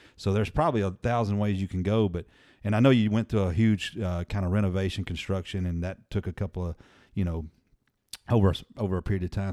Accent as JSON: {"language": "English", "town": "Murfreesboro", "region": "Tennessee", "country": "United States", "tie": "born or raised there", "moved": "yes", "said": "I grew up in Murfreesboro"}